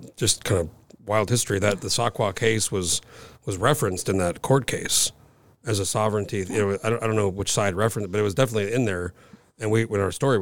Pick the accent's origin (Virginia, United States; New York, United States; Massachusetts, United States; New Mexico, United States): New Mexico, United States; now in Alaska, United States; I grew up in New Mexico